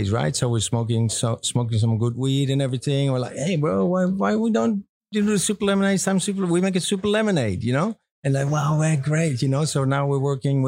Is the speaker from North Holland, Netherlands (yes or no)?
yes; Amsterdam, North Holland, Netherlands; also born or lived in United States; I grew up in Amsterdam. I was actually born here around the corner of this place on this canal